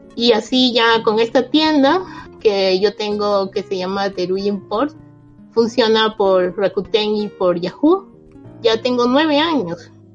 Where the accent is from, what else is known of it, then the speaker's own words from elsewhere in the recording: Peru; moved away as an adult; now in Japan; Yo soy peruana y vivo en Japón ya 12 años.